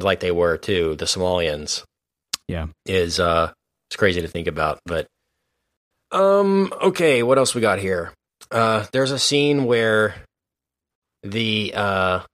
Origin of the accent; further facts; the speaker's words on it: United States; as American people